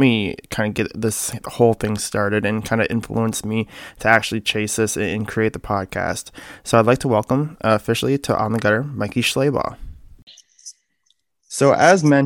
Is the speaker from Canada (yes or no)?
yes; Canada; moved away as an adult; also born or lived in Michigan; I was born and raised in Canada, where I started bowling youth basically from the time I was able to walk